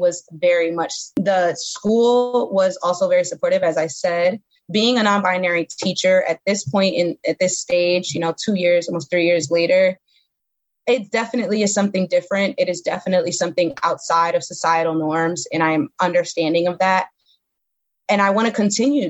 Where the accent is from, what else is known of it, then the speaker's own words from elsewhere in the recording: New York City, New York, United States; moved away as an adult; now in Camden, United States; I'm from Bedford-Stuyvesant. You know, when I was growing up, Bed-Stuy was not the best place to be growing up.